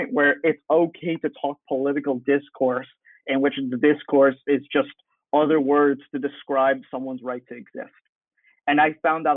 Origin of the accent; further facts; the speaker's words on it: United States; I was born in this country